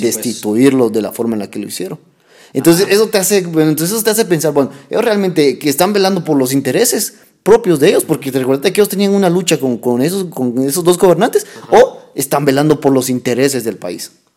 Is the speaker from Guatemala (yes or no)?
yes; Guatemala; el Estado de Derecho que tenemos como guatemaltecos